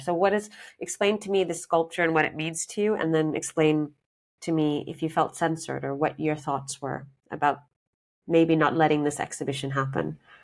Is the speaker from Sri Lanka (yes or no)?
yes; Sri Lanka; moved away; I'm from Sri Lanka